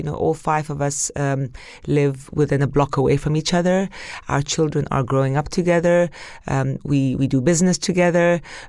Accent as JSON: {"language": "English", "country": "Palestine", "also_born_or_lived": "Kuwait", "said": "We grew up very close and we grew up with the values that at the end of the day, we were Palestinian. We were expats."}